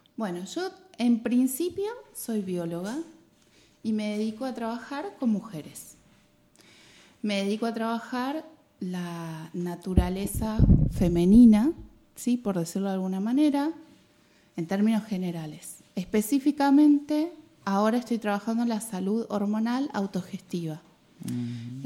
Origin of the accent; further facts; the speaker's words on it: Mar del Plata, Buenos Aires Province, Argentina; moved away as an adult; also born or lived in Patagonia; now in Cádiz, Spain; yo nací en el oeste de Buenos Aires, que sería Gran Buenos Aires. Soy casi porteña, pero no soy porteña. pero viví toda mi vida en Mar del Plata